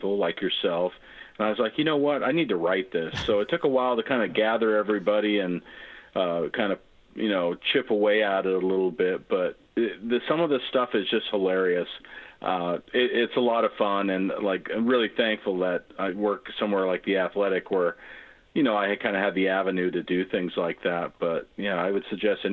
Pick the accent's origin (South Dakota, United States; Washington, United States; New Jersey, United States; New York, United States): Washington, United States; Gig Harbor; moved away as an adult; also born or lived in Tacoma, Washington / San Diego, California; I'm an old Tacoma guy like yourself. And also, you know, I grew up in Gig Harbor